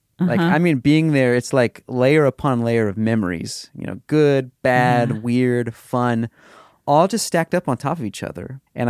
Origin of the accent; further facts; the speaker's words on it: Missouri, United States; So last year, my sister moved into the house that we grew up in Missouri.